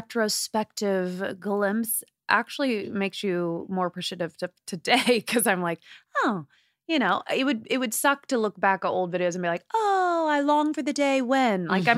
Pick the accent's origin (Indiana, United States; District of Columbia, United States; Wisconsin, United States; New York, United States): Indiana, United States; I mean, I'm from the Midwest in Indiana. And so Hollywood for me, because I'd never really left Indiana.